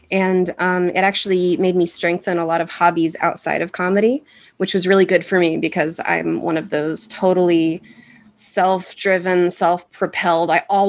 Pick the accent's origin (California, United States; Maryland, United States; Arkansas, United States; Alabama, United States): Arkansas, United States; moved away; I moved to Chicago from Arkansas for all of the landmarks, the museums, the comedy shows, the art stuff